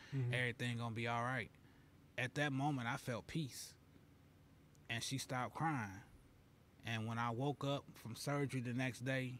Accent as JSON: {"language": "English", "town": "Carbondale", "region": "Illinois", "country": "United States", "tie": "born or raised there", "said": "I growing up in Carbondale, man, we couldn't wait to get to the spec. I was born and raised in Tatum Heights, you know."}